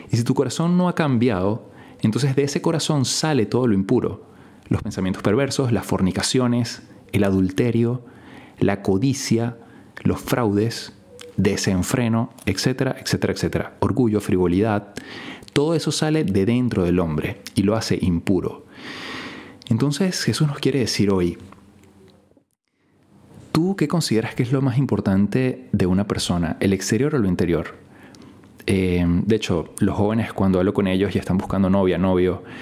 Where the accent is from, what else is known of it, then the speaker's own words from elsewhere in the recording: Venezuela; Y esto pasa en mi país porque, bueno, es de las pocas cosas que ganamos algo a nivel internacional. ¿no? La gente dirá, bueno, esto, Venezuela, la verdad que a nivel deportivo, etcétera, no es que está muy bien.